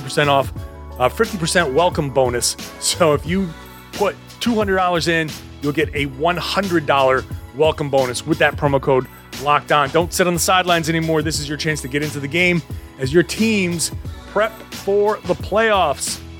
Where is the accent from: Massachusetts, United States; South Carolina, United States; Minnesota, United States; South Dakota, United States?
Massachusetts, United States; Boston; I'm from the Boston area.